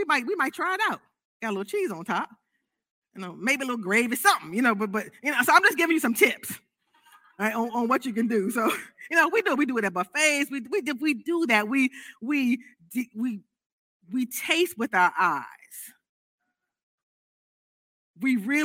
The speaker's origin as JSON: {"language": "English", "country": "United States", "said": "I'm an American"}